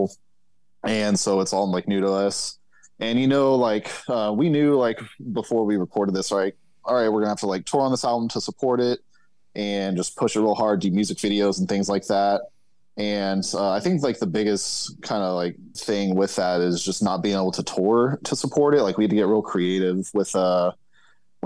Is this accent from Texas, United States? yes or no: yes; Fort Worth / Dallas, Texas, United States; we're from Fort Worth